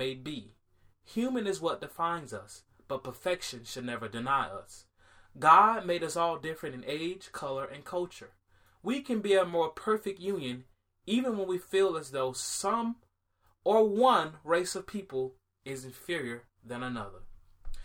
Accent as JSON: {"language": "English", "town": "Miami", "region": "Florida", "country": "United States", "tie": "born or raised there", "said": "when I was growing up in Miami"}